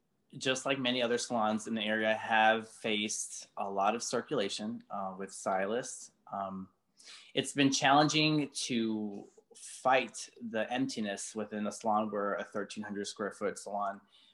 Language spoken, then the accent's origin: English; Baltimore, Maryland, United States; I came from Baltimore, worked behind a chair for like 10 years, and I came with zero.